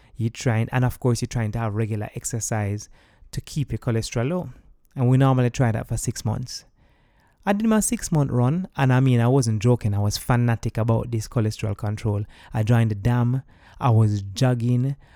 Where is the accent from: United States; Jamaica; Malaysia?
Jamaica; moved away as an adult; I'm also coming from Jamaica as someone who is a party goer